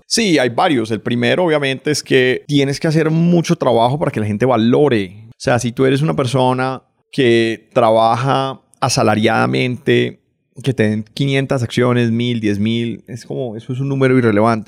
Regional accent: Cali, Valle del Cauca, Colombia; moved away as an adult; also born or lived in United States; yo nací en Cali. Nací en Cali en los 80. Crecí familia clase media de Cali

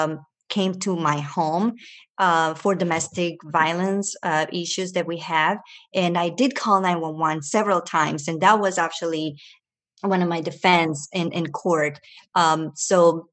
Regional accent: Venezuela; moved away; also born or lived in Ecuador; I was born in Ecuador and raised in Venezuela

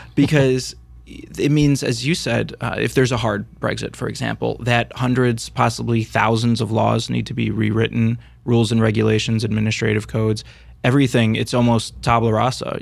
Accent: United States; us on this side of the pond

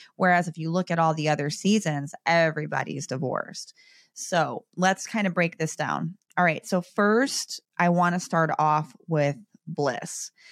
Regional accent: Chicago, Illinois, United States; I'm from Chicago

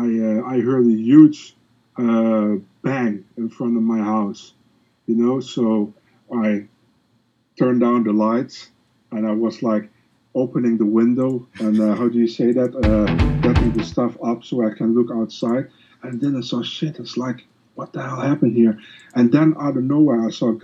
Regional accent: Netherlands; English is a second language; I'm not from the U.S. I'm from the Netherlands.

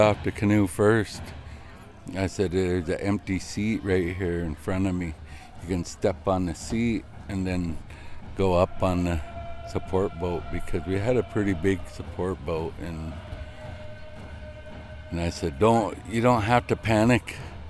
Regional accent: Lower Elwha, Washington, United States; I'm from Lower Elwha.

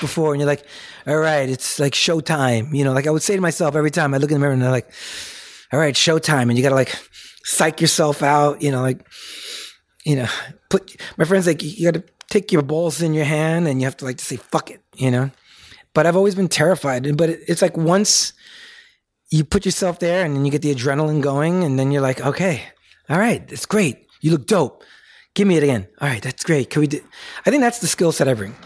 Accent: New York City, New York, United States; growing up in the Bronx

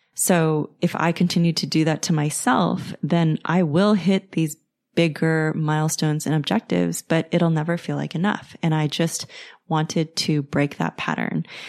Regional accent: United States; If you have come from a traditional Chinese background like I have, you know, growing up in the States

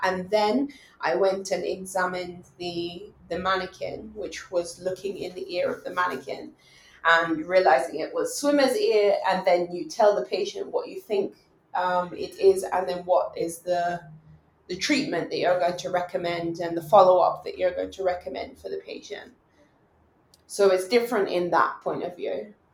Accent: England, United Kingdom; moved away as an adult; I grew up in England and my family is there

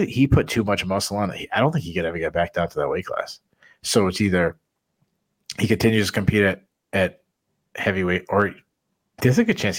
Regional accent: New England, United States; I'm from New England.

